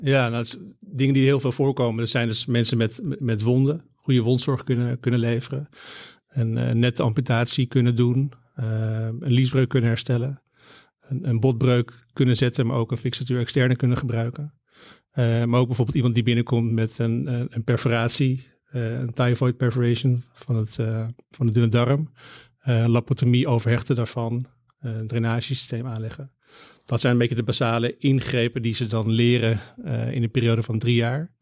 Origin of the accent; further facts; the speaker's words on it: Amsterdam, North Holland, Netherlands; ben opgegroeid in Amsterdam, ben daar geboren